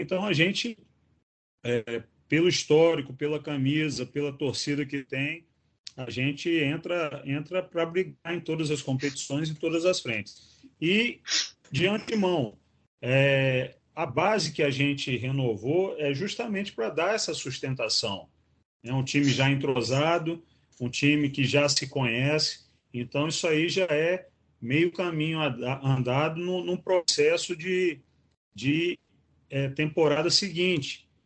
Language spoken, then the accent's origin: Portuguese; São João da Barra, Rio de Janeiro, Brazil; now in Natal, Brazil; eu sou de São João da Barra, que é estado do Rio, de, é, próximo a Campos dos Goitacazes, mas já estou aqui em Natal há 17 anos